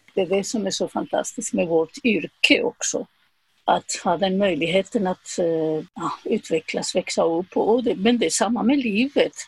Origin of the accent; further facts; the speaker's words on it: Zaragoza, Aragon, Spain; Swedish is a second language; moved away as an adult; also born or lived in Madrid; now in Sweden; jag åkte tillbaka till, eh, till Zaragoza, min hemstad.